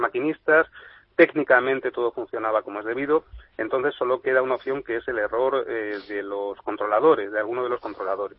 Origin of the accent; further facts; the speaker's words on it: Spain; como españoles y como gente